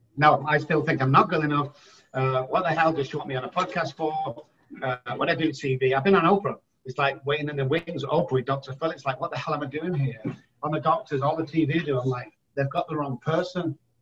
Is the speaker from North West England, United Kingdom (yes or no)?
yes; Manchester, North West England, United Kingdom; moved away as an adult; now in San Antonio, United States; I'm originally from Manchester, United Kingdom, residing in San Antonio, Texas for the last 13